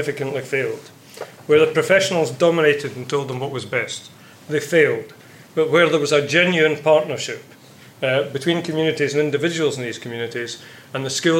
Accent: Scotland, United Kingdom; being Scottish

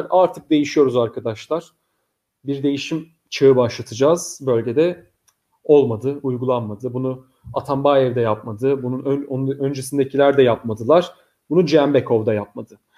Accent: Bishkek, Kyrgyzstan; Bişkek'te doğumluyum çünkü. Yani evet. Bişkek'te doğdum ben de.

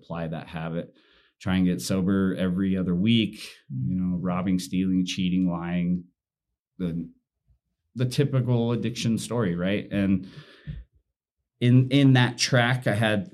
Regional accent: Utah, United States; I was raised in Utah and in the predominant religion

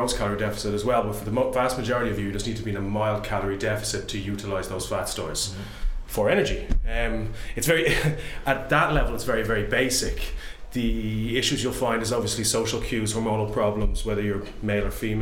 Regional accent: Ireland; I'm an Irish man

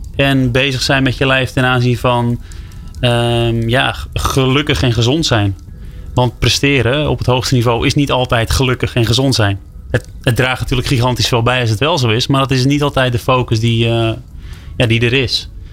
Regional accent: West Friesland, North Holland, Netherlands; Ik kom uit West-Friesland, ergens in eh, Noord-Holland.

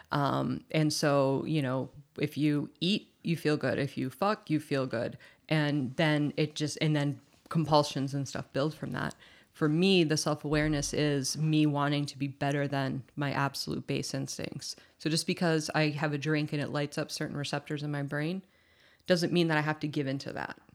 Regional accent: Massachusetts, United States; I was born in Massachusetts.

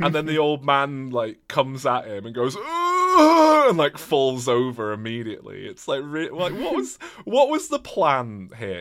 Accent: England, United Kingdom; I'm English.

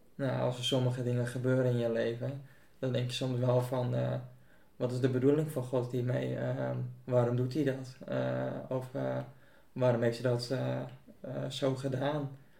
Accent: Buitenpost, Friesland, Netherlands; heb mijn hele leven al in buitenpost gewoond

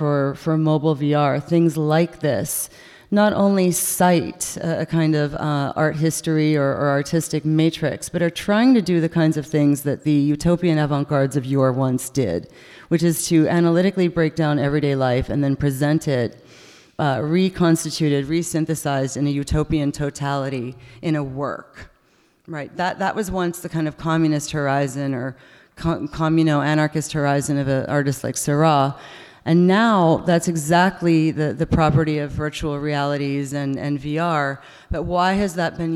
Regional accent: United States; moved away as an adult; also born or lived in Montreal, Canada; now in Canada; as an American who just got there

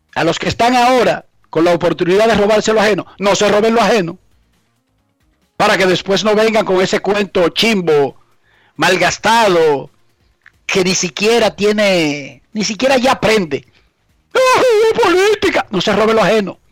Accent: Santo Domingo Oeste, Distrito Nacional, Dominican Republic; yo soy de Buenos Aires de Herrera

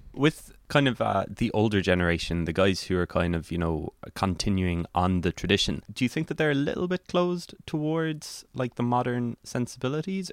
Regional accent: West Cork, Munster, Ireland; I'm from West Cork, and so our local radio station is C one oh three, which my dad listens

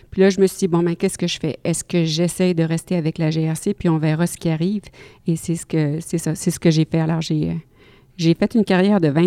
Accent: Quebec City, Quebec, Canada; first language French; moved away as an adult; also born or lived in Ottawa; now in Regina, Canada; jazz, flûtiste, flûtiste jazz, demeurant à Regina, en Saskatchewan et originaire de Québec.

